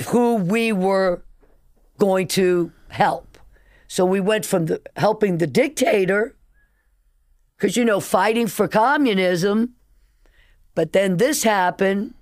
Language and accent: English; New Orleans, Louisiana, United States; also born or lived in Nicaragua; I grew up in New Orleans